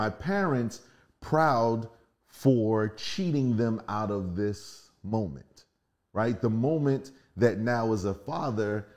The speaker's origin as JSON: {"language": "English", "town": "Philadelphia", "region": "Pennsylvania", "country": "United States", "tie": "born or raised there", "moved": "as an adult", "said": "I'm from Philly. We are living the normal inner city life"}